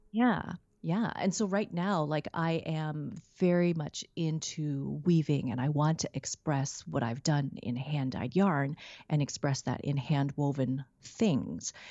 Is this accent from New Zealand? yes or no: no; Vancouver, British Columbia, Canada; now in Richmond, Canada; growing up in Vancouver.